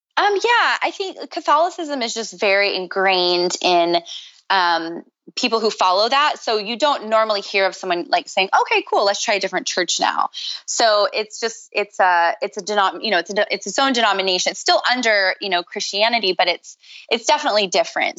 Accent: Minnesota, United States; now in Venice, California, United States; I grew up in Minnesota

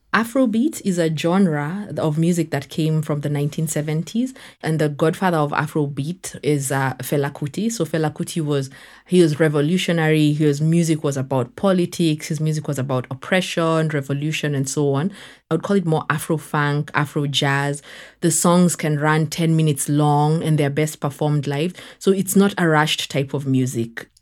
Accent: Kenya; moved away as an adult; also born or lived in United States; now in Dakar, Senegal; I'm Kenyan born and raised

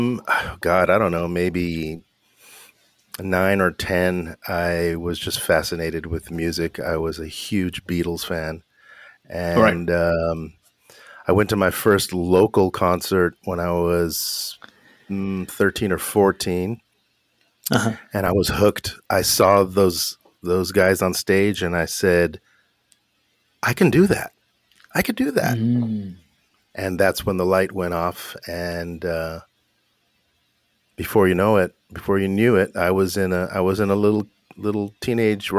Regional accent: Los Angeles, California, United States; I grew up in Hollywood, California, to immigrant parents, immigrant mother and father from Naples, Italy

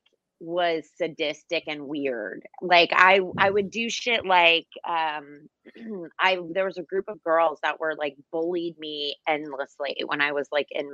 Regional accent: New Jersey, United States; I'm from Jersey

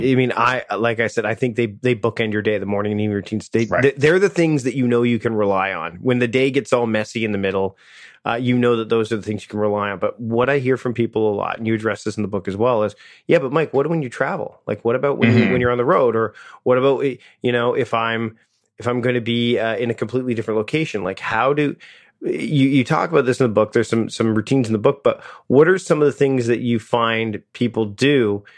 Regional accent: Canada; being Canadian

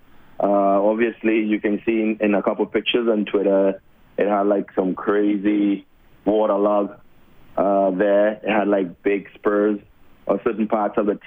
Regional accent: Port of Spain, Trinidad & Tobago; moved away; I was born and raised in Trinidad and Tobago. Well, Trinidad, the city, in Port of Spain, the capital.

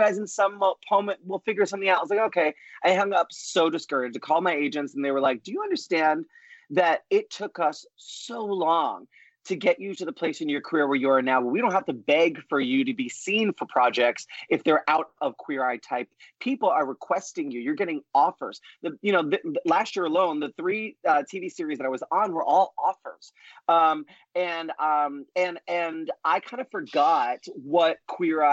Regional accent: New York, United States; the Puerto Rican, Italian, talkative Broadway kid that I am from New York

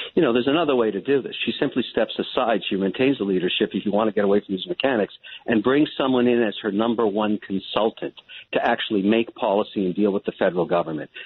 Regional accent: Canada; I'm a Canadian

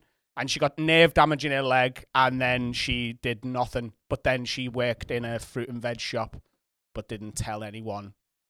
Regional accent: Liverpool, North West England, United Kingdom; I grew up on a council estate in Liverpool. So a council estate is, I would say, a ghetto.

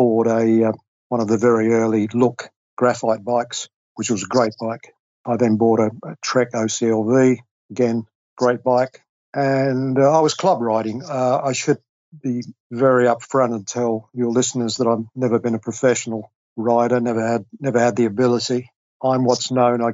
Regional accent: London, United Kingdom; moved away as an adult; also born or lived in Australia; I grew up and was educated in England

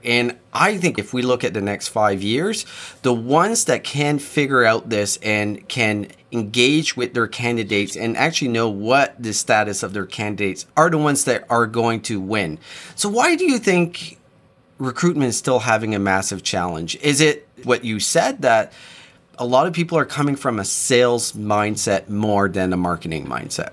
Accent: New Brunswick, Canada; I grew up really close to Nova Scotia. I grew up in New Brunswick

